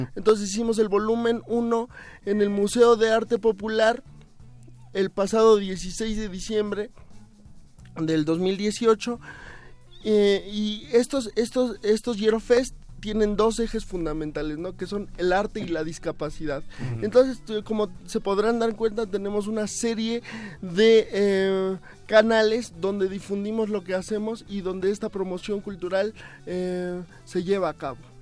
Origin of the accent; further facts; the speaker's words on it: Los Angeles, California, United States; moved away; also born or lived in Mexico City; yo nací en Los Ángeles, California.